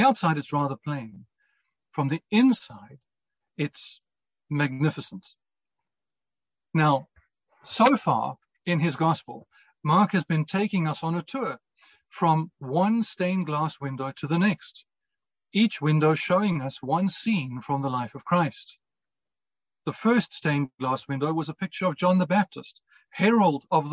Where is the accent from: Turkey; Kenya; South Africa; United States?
South Africa; Cape Town, Western Cape; St. Michael's in Rondebosch in Cape Town was where my family and I attended. It wasn't far from home, and I was there at least three times a week